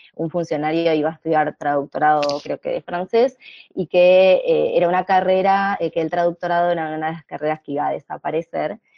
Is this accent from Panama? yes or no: no; Buenos Aires, Argentina; soy de Buenos Aires, de Argentina